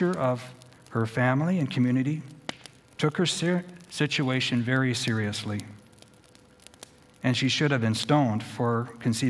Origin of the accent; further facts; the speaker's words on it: Edmonton, Alberta, Canada; in my community where I was born in Edmonton